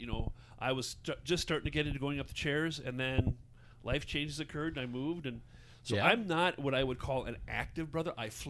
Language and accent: English; Duluth, Minnesota, United States; now in White Bear Lake, United States; I grew up in Duluth, Minnesota.